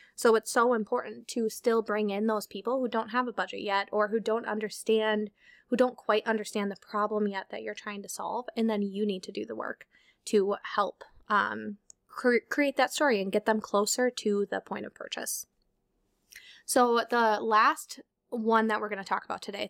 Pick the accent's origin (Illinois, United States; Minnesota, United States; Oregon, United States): Minnesota, United States; we're from Minnesota